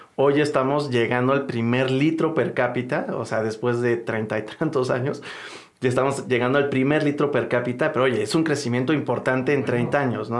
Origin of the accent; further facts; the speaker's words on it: Mexico; nosotros como mexicanos